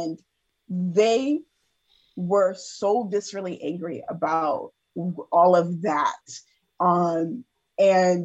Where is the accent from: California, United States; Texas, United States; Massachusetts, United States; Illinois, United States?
Massachusetts, United States; Boston; I grew up when I was a kid, I grew up in Roxbury, but I actually currently live in Dorchester